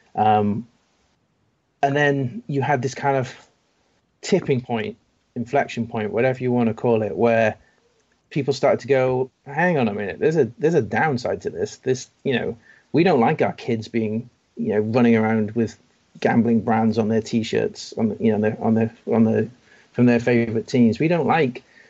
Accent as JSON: {"language": "English", "region": "Wales", "country": "United Kingdom", "said": "a Welshman"}